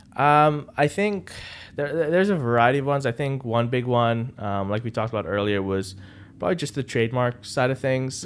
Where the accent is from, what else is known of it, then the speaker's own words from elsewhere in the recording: Dubai, United Arab Emirates; moved away as an adult; now in Boston, United States; I'm born and raised in Dubai.